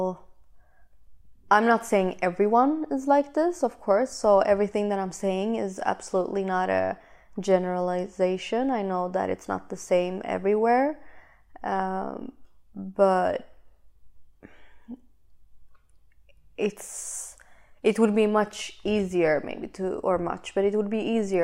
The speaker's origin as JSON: {"language": "English", "country": "Sweden", "tie": "born or raised there", "second_language": "English", "said": "Sweden is where I was born, where I lived, where I was raised, where I went to school, all those things."}